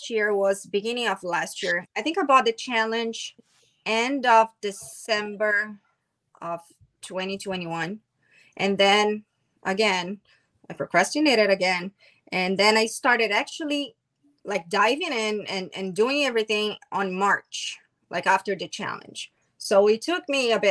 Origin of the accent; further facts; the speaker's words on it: Brazil; now in United States; I'm from Brazil